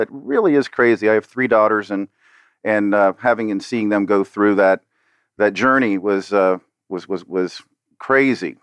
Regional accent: Miami, Florida, United States; I'm a South Florida native. I was born and raised here in Miami

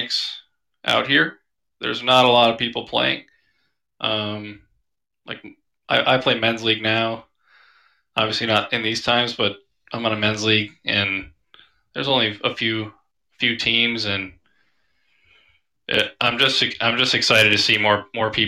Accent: Minnesota, United States; now in Seattle, United States; I'm from Minnesota

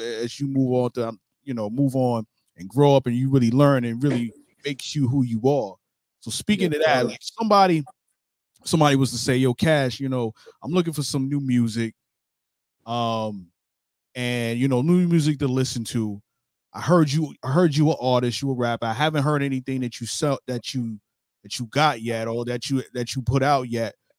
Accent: New York City, New York, United States; now in Jacksonville, United States; I grew up in New York

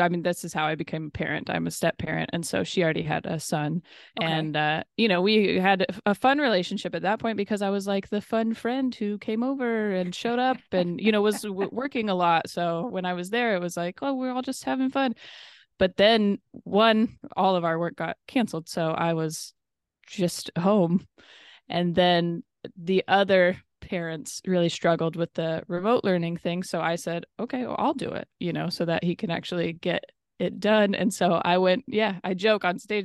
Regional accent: the Northwest, Pacific Northwest, United States; moved away; also born or lived in Los Angeles; I'm from the Northwest

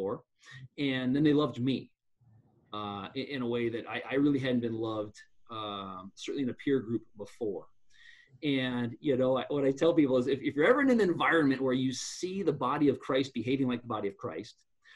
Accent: Black Hills, Western South Dakota, United States; I grew up out in Western South Dakota, out in the Black Hills

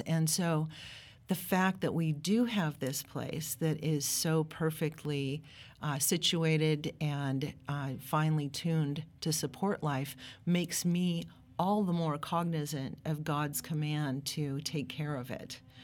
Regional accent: Pacific Northwest, United States; I grew up in the Pacific Northwest. My dad was a forester.

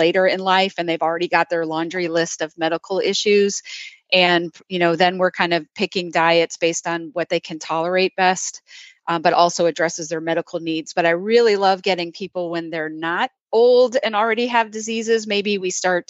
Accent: Wisconsin, United States; now in the South, United States; I grew up in Wisconsin

